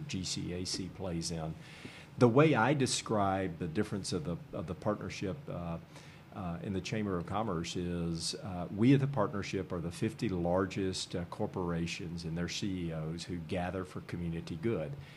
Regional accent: Nashville, Tennessee, United States; now in Columbus, United States; I'm from originally from Nashville

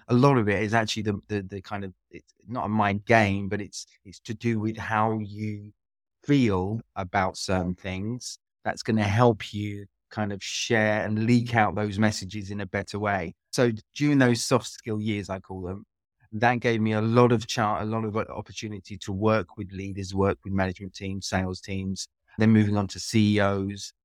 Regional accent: London, United Kingdom; moved away as an adult; also born or lived in France; now in Split, Croatia; I am British. I'm from London, but lived in, in Croatia for, for about twenty, just over twenty years now

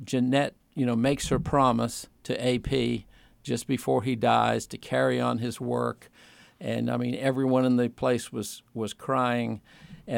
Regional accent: Sturbridge, Massachusetts, United States; also born or lived in Winston-Salem, North Carolina; now in Virginia, United States; I grew up in Massachusetts.

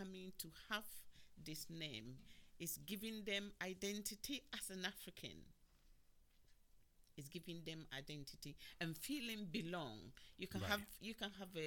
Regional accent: England, United Kingdom; also born or lived in Ghana; now in United States; I grew up in England, and in some recent years I've gone back home.

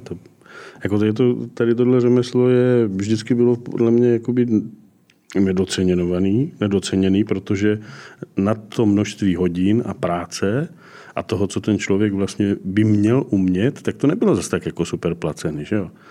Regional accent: Brno, South Moravian Region, Czechia; also born or lived in Čeladná; Já jsem původem z Brna, nebo ze Střelicu Brna.

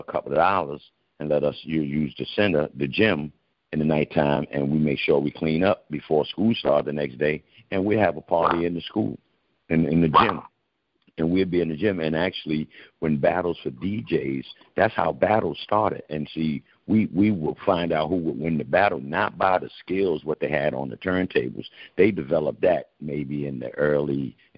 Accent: New York City, New York, United States; born or raised there

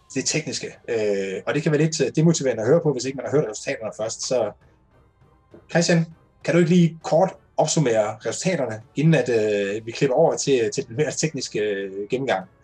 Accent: North Jutland, North Denmark Region, Denmark; jeg er jo selv fra Nordjylland

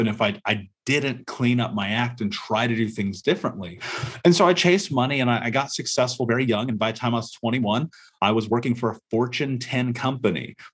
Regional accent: Indianapolis, Indiana, United States; I grew up in America, in Indianapolis, in a major city

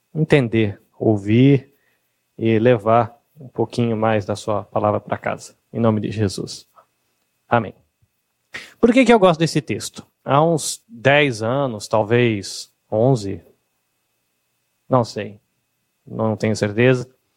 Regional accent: Brazil; O nosso país, o Brasil

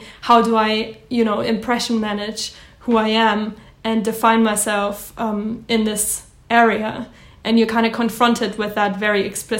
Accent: Germany; English is a second language; I'm German, as you can't tell from my accent.

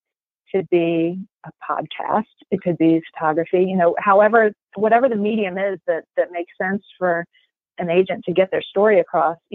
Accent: Salisbury, Maryland, United States; moved away as an adult; now in Loudoun County, United States; I grew up in a little town called Salisbury, which is, if you're not familiar with Maryland geography, is about a half an hour from Ocean City, Maryland

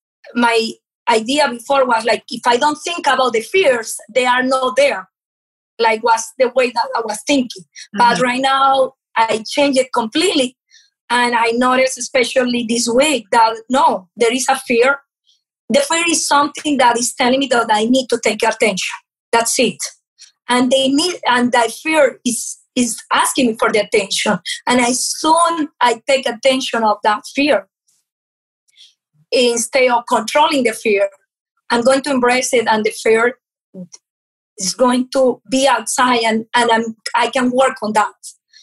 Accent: Venezuela; first language Portuguese; English is a second language; moved away; also born or lived in Portugal; I came from Venezuela. My parents are from Portugal. And I moved to Venezuela without speaking Spanish. I was speaking Portuguese.

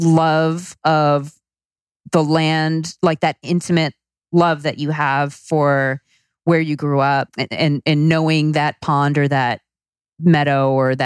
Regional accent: Long Island, the Hamptons, New York, United States; moved away; I grew up on Long Island in a beach community.

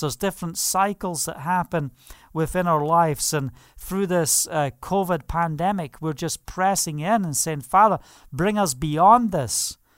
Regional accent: Scotland, United Kingdom; I'm Scottish

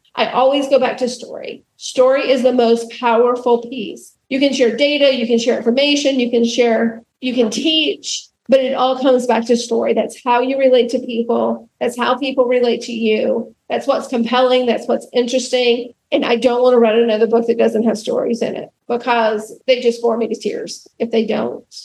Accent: rural Alabama, United States; I grew up in the South, in rural Alabama

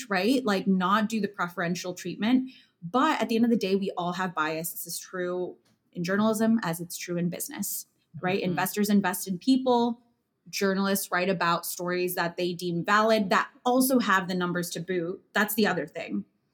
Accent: Chicago, Illinois, United States; moved away as an adult; also born or lived in New York; now in Chicago, United States; I come from a neighborhood from Chicago, a working class Latino neighborhood on the northwest side called Hermosa, where I'm surrounded by entrepreneurs

